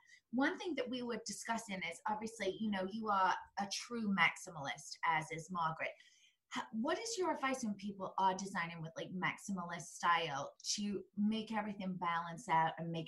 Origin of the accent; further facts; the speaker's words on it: England, United Kingdom; growing up in England